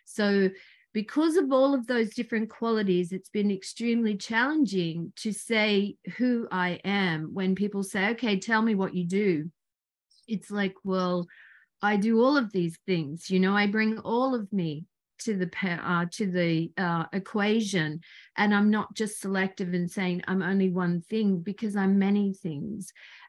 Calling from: New South Wales, Australia; I'm tuning in from Australia, an hour and a half south of Sydney in a place called Barrel.

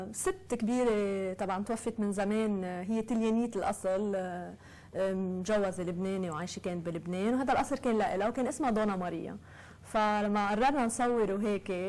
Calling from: United States; الحمد لله تمام انا … من امريكا

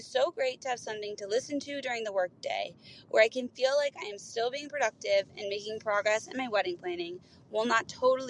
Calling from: Cincinnati, Ohio, United States; I am calling from Cincinnati, Ohio.

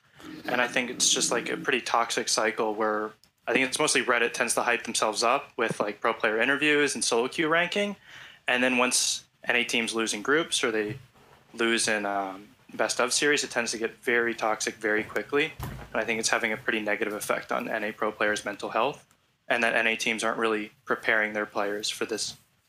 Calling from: Rockville, Maryland, United States; Hey, I'm calling from Rockville, Maryland.

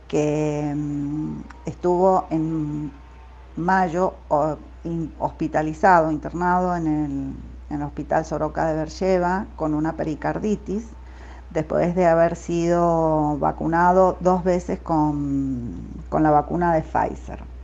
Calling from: Mendoza, Argentina; de Mendoza

